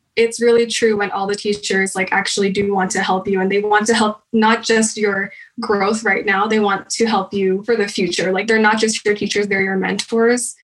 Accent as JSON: {"language": "English", "town": "Manila", "region": "Metro Manila", "country": "Philippines", "tie": "born or raised there", "moved": "yes", "lives_now": "United States", "said": "I was born in Manila, Philippines"}